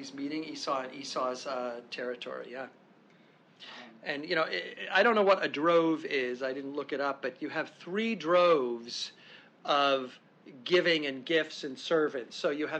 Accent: Long Island, New York, United States; moved away; But I grew up on Long Island, so what would I know? I'm not a Texan by birth.

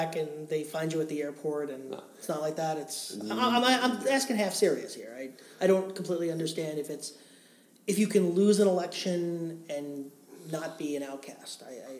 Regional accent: New York, United States; I'm an American... And I'm a New Yorker, which means everything east of 2nd Avenue is where the Dragons are.

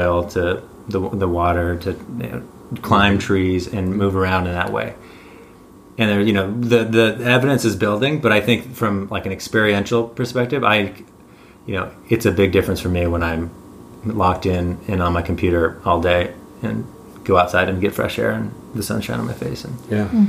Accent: San Diego, California, United States; I grew up in La Jolla, San Diego

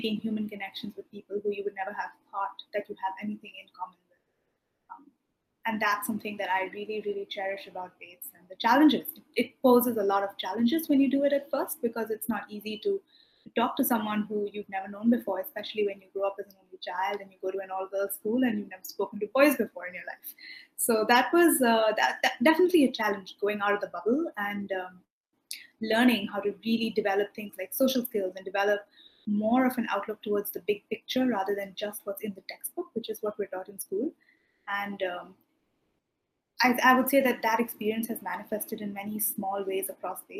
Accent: India; moved away as an adult; also born or lived in London / Maine; I'm from India

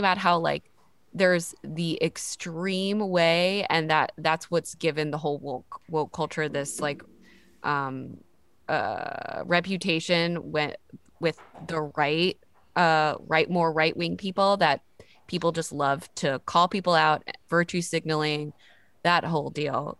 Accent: the South, United States; I grew up in the South

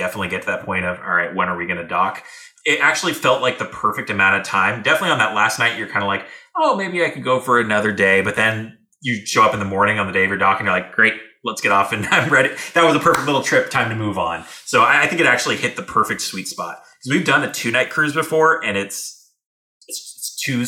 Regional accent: San Diego, California, United States; San Diego, my hometown

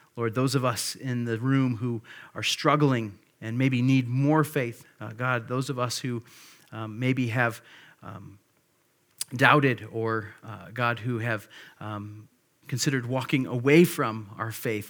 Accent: Monroe, Wisconsin, United States; also born or lived in Grand Rapids, Michigan; I was born in Grand Rapids, Michigan. I grew up in Monroe, Wisconsin. So I consider Monroe my hometown.

